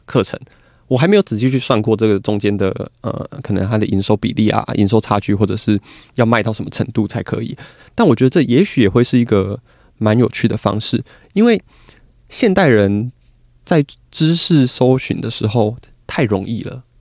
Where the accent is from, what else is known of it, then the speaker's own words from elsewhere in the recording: Kaohsiung, Taiwan; 我是高雄人